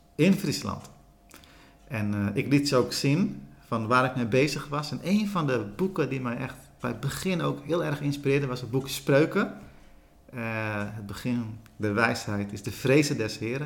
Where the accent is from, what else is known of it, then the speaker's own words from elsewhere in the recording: Sri Lanka; now in Netherlands; ik ben in Sri Lanka geboren